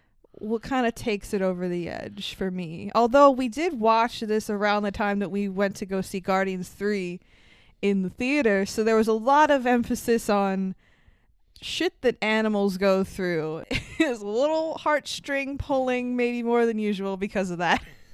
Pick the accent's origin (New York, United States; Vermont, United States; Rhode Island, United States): New York, United States; Hicksville; we are from New York, specifically Long Island, even more specifically Hicksville, New York.